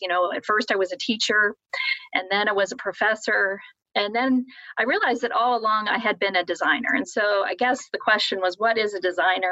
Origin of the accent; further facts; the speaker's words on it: Columbus, Ohio, United States; moved away as an adult; now in South Bend, United States; I'm originally from Columbus, Ohio